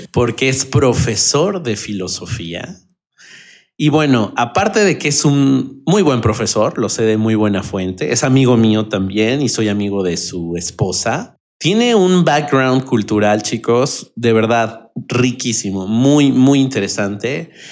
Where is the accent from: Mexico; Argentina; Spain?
Mexico; Mexico City; los que somos de Ciudad de México, del centro del país